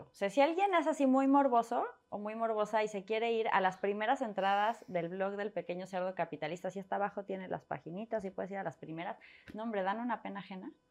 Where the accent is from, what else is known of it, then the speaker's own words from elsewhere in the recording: Mexico City, Mexico; also born or lived in Torreón / France; Nací en Ciudad de México, me fui a Torreón, Coahuila, regresamos, viví un mes en Colombia, viví un mes, bueno, viví un año y medio en Francia, me regresé